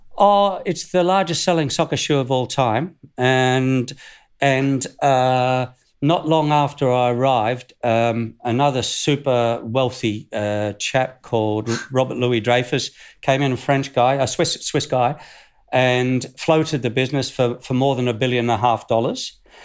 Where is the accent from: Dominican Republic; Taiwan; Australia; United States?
Australia; Northern New South Wales; moved away; I'm from Northern New South Wales, Australia.